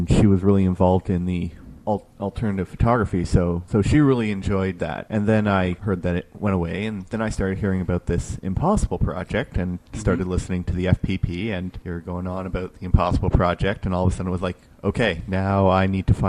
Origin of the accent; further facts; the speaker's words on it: Milton, Ontario, Canada; my hometown of Milton